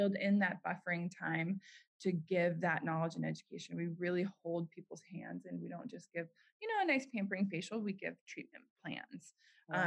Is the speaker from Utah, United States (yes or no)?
yes; Park City, Utah, United States; moved away; my hometown, Park City, Utah